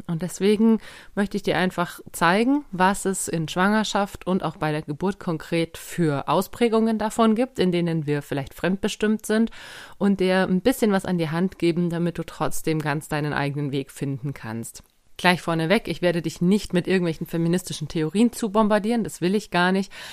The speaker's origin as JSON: {"language": "German", "country": "Germany", "said": "bei uns in Deutschland"}